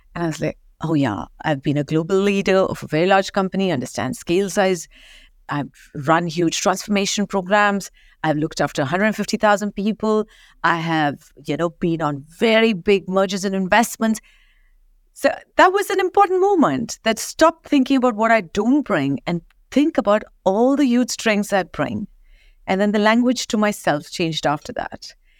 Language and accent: English; Kolhapur, Maharashtra, India; now in London, United Kingdom; I grew up in a small town, as you know, Kolhapur, only famous for Kolhapuri chapels.